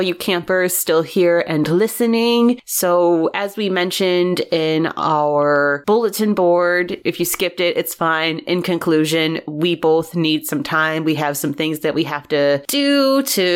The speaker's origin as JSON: {"language": "English", "town": "Flint", "region": "Michigan", "country": "United States", "tie": "born or raised there", "moved": "yes", "said": "my hometown in Flint, Michigan"}